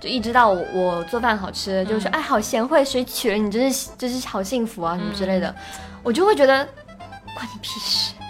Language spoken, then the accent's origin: Chinese; Guangdong, China; 因为我是广东人嘛